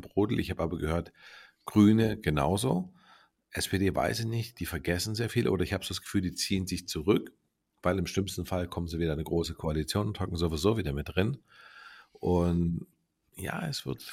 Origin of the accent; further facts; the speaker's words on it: Baden-Württemberg, Germany; wir kommen ja aus Baden-Württemberg